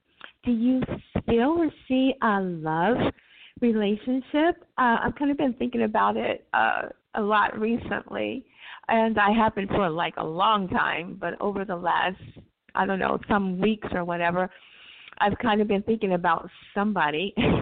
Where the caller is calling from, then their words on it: California, United States; Right now I'm in California.